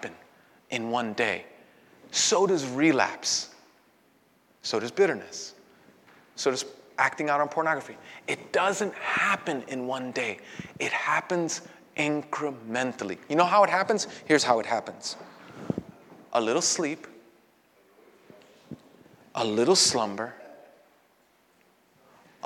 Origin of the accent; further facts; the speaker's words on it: New York City, New York, United States; I was born and raised in Brooklyn